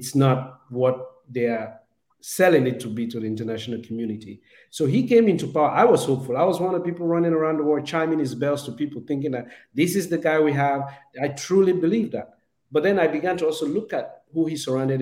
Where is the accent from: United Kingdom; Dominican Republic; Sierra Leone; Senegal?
Sierra Leone; Southern Province; In the context of Sierra Leone, I'm Mende. I come from the South